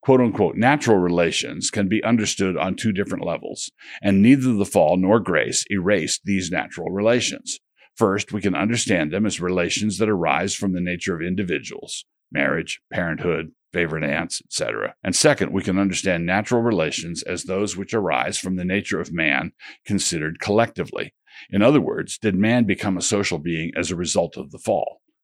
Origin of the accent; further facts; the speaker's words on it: United States; I'm a Christian, but I do so as an American.